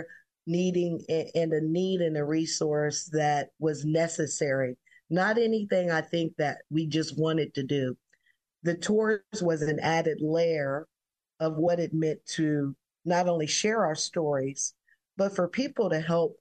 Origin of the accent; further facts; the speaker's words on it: Columbus, Ohio, United States; I grew up in the Bronzeville community